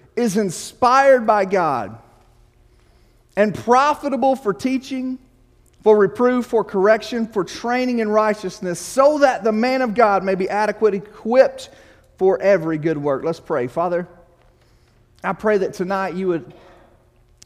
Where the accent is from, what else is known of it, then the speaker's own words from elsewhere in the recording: Arkansas, United States; also born or lived in Illinois; Growing up in Arkansas